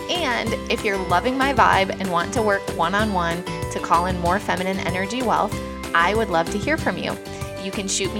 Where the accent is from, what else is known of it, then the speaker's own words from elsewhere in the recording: Michigan, United States; growing up in Michigan to working in pharmaceutical sales